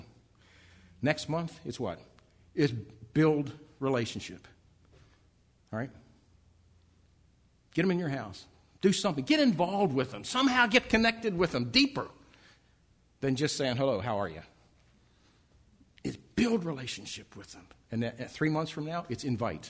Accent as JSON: {"language": "English", "town": "Baltimore", "region": "Maryland", "country": "United States", "moved": "yes"}